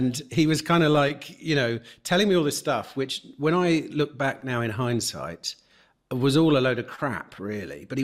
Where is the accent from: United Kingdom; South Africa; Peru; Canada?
United Kingdom; England; moved away as an adult; also born or lived in Spain; now in Mexico; an English person like myself